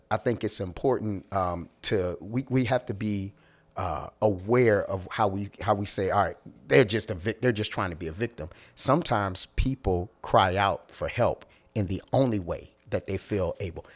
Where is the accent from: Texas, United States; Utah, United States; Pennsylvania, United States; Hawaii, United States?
Pennsylvania, United States; Philadelphia; I'm from Philly.